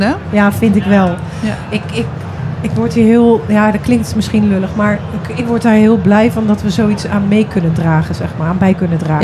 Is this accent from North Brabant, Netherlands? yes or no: no; Flevoland, Netherlands; ik kom uit Flevoland.